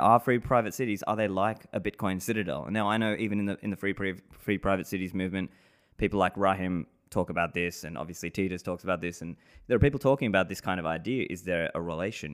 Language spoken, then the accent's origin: English; Sydney, New South Wales, Australia; moved away as an adult; also born or lived in Sri Lanka; now in Dubai, United Arab Emirates; I grew up in Sydney, Australia